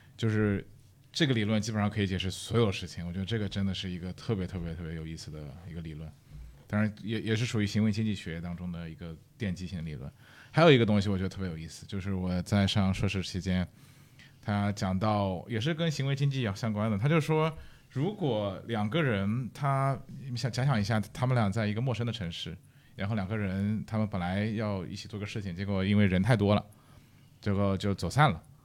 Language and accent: Chinese; Shanghai, China; moved away; also born or lived in Europe; 比如我上海人，对吧？